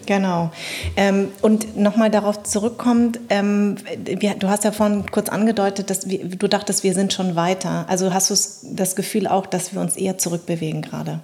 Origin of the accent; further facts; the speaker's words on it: Munich, Bavaria, Germany; also born or lived in Darmstadt; ich bin ja in München quasi groß geworden